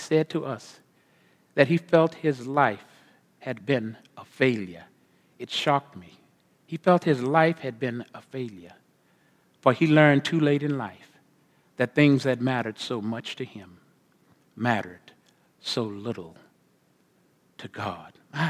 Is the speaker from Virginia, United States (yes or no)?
no; Corpus Christi, Texas, United States; I grew up, born and raised in Corpus Christi, Texas, on the Gulf of Mexico.